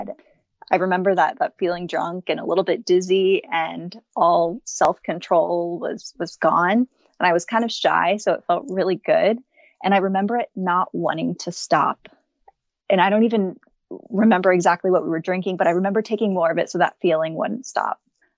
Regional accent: Austin, Texas, United States; also born or lived in Japan; So I grew up in Austin, Texas. I'm 32 years old, about to be 33. I'm mostly spent my life in Austin, Texas, but was born abroad over in Japan, moved around a lot

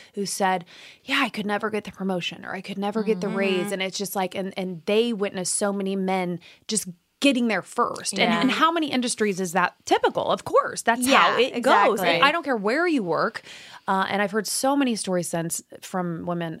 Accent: Midwest, United States; moved away as an adult; also born or lived in Indiana; I was from the Midwest. I lived in Indiana.

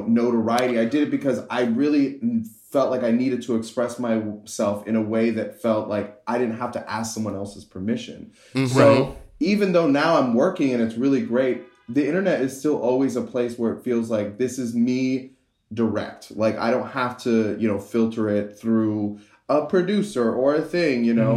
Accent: Miami, Florida, United States; moved away; also born or lived in New York; I grew up mostly in Miami, and then I moved to New York

